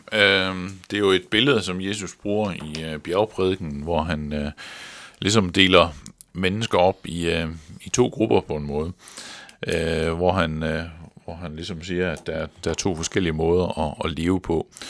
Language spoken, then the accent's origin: Danish; Central Jutland, Central Denmark Region, Denmark; der hvor jeg voksede op i det midtjyske